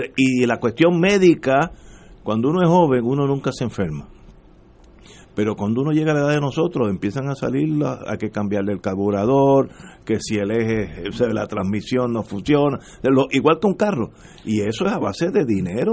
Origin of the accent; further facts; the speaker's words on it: Puerto Rico; seguimos siendo puertorriqueños ocho generaciones después